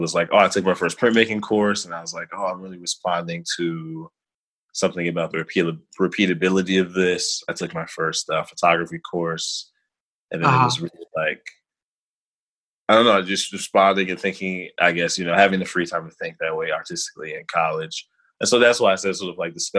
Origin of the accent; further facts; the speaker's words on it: Chicago, Illinois, United States; moved away as an adult; also born or lived in Albany, New York; now in Brooklyn, United States; I sort of grew up as like a typical inner city kid on the west side of Chicago